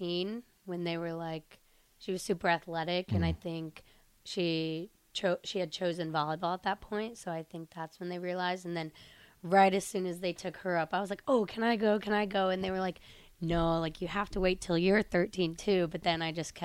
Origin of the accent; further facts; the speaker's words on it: Sterling, Illinois, United States; now in Lincoln, United States; I'm from Sterling, Illinois, so it's kind of a smaller town in Illinois